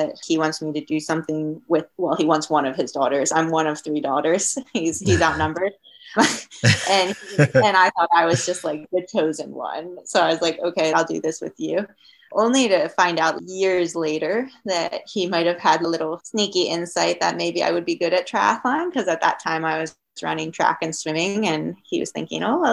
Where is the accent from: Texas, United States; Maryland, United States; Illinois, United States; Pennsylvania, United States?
Maryland, United States; moved away as an adult; also born or lived in Colorado / Syracuse, New York; we're from Maryland, and my dad and I drove out from Maryland to Colorado